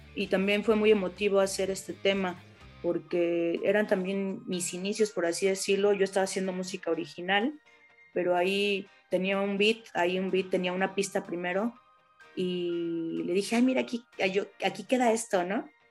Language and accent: Spanish; Mexico; con nuestra cultura mexicana